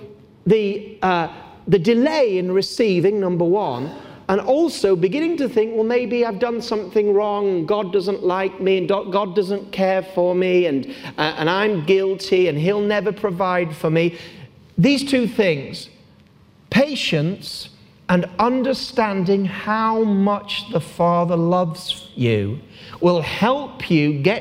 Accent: Gateshead, North East England, United Kingdom; I was born in Gateshead

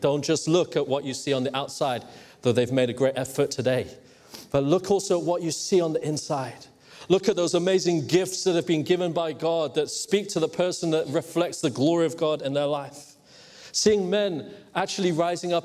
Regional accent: Hong Kong; I grew up in Hong Kong.

